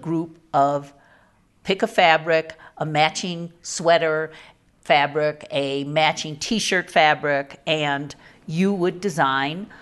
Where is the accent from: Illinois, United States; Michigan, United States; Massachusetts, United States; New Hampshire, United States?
Illinois, United States; Chicago; moved away as an adult; also born or lived in St. Louis / New York; I was from Chicago